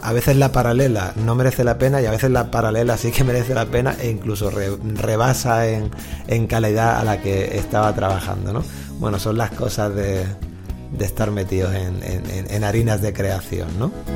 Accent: Catalonia, Spain; yo también soy catalán

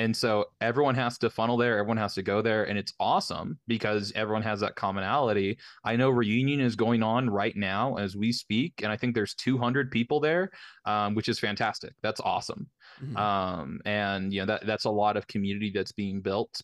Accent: the Bible Belt, United States; I grew up in the Bible Belt, very very conservative areas

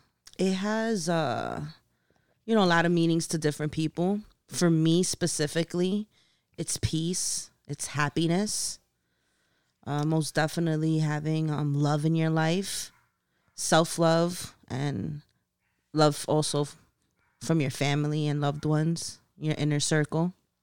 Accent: Long Island City, New York, United States; I came from Long Island City in Queens, the hood.

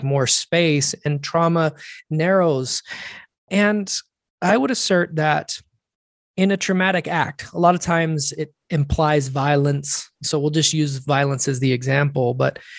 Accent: United States; And I'm an American.

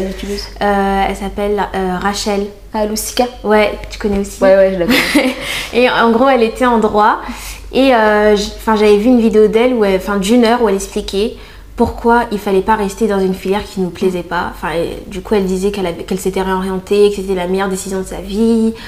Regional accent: Reims, Grand Est, France; moved away as an adult; c'était ma ville, euh, c'est là où j'ai grandi

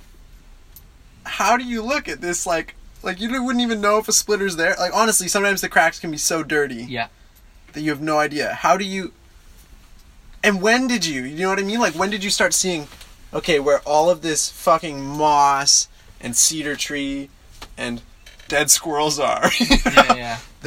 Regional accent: Canada; we're Canadian

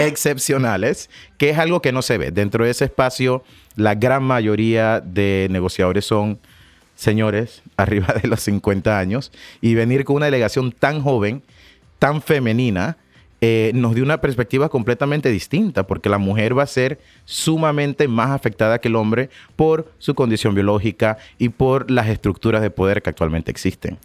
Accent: Panama; somos de Panamá

